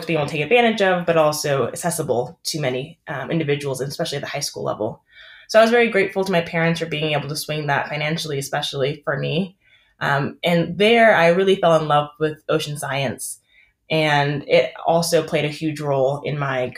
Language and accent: English; Cambridge, Massachusetts, United States; I am actually from Cambridge, Massachusetts